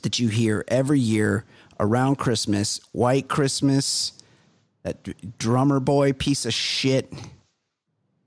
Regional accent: Costa Mesa, California, United States; I grew up white trash. I'm from Costa Mesa.

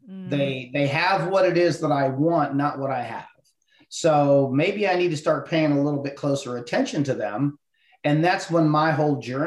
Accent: Ohio, United States; moved away as an adult; I was born and raised in Ohio

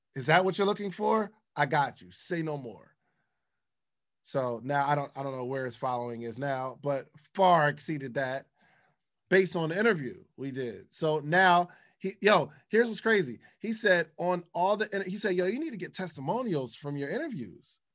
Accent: the North, United States; I'm from the North

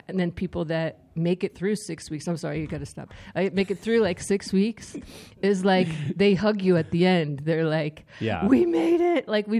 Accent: Staten Island, New York, United States; Yes, I'm from Staten Island, by the way.

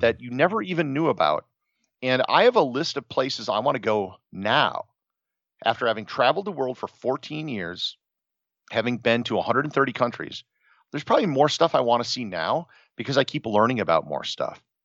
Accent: Wisconsin, United States; grew up in Wisconsin, never really traveled that much

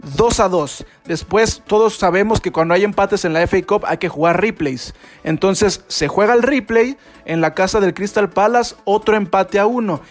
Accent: Mexico; now in Guadalajara, Mexico; para los que somos de México y estamos aquí en Guadalajara

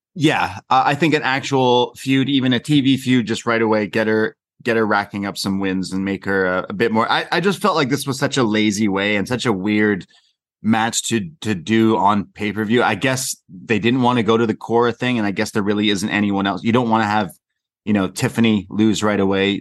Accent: Canada; I'm just a Canadian lad

